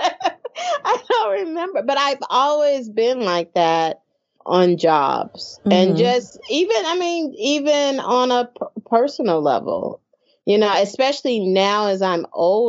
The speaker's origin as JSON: {"language": "English", "country": "United States", "said": "I, as an American, even a Black American"}